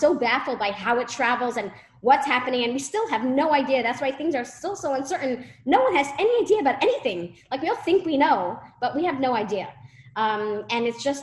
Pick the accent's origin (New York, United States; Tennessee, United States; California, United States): New York, United States; New York City; moved away; I grew up in Brooklyn, okay? I lived there for 20 years